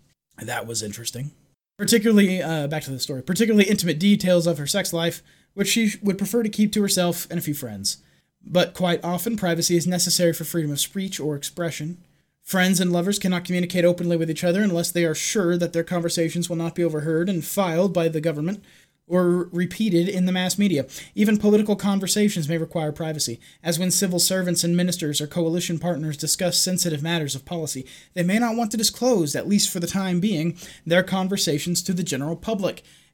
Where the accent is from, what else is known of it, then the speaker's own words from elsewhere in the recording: London, United Kingdom; from London, so I don't exactly trust what he has to say about free speech, but we'll see.